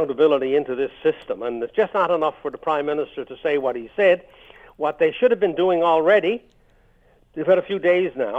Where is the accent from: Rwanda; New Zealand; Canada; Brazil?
Canada; as a Canadian